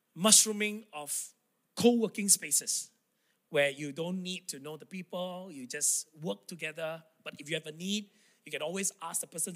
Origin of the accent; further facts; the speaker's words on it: Tawau, Sabah, Malaysia; English is a second language; moved away; true blue Sabahan, I love this state. This is where I was born, I grew up.